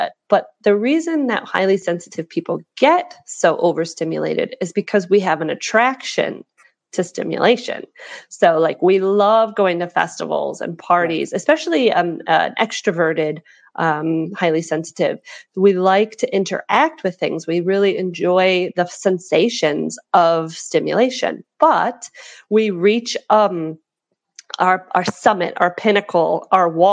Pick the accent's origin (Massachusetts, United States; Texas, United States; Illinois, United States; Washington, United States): Illinois, United States; Chicago; now in Hong Kong; I live in Hong Kong at the moment, but I'm originally from Chicago. You can tell from my accent